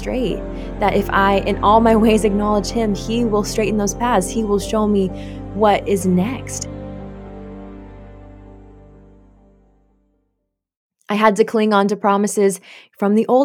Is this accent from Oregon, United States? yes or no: yes; Oregon, United States; also born or lived in South Korea; I was actually adopted when I was really young from South Korea. My brother and I both were. We don't remember that because we were so young, but we were raised here in Oregon